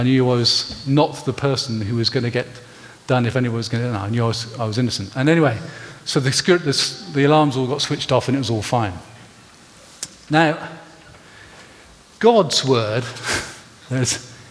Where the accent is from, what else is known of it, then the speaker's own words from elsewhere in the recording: Gloucestershire, South West England, United Kingdom; I grew up in Gloucestershire.